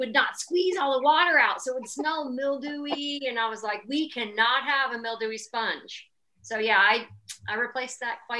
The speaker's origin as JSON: {"language": "English", "region": "Texas", "country": "United States", "tie": "born or raised there", "said": "I grew up in Texas"}